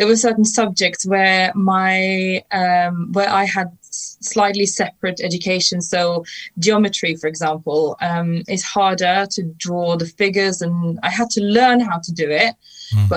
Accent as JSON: {"language": "English", "country": "Norway", "moved": "yes", "said": "I am from Norway originally"}